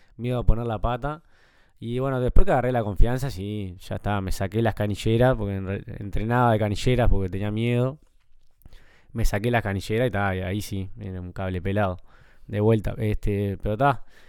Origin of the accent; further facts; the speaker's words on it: Montevideo, Uruguay; accent: Uruguayan; moved away as an adult; al ser el único uruguayo que estaba también en el club, yo si iba a algún lugar y hablaba, me decían, vos sos el uruguayo, ¿no? Enseguida te, te reconocían por el acento también.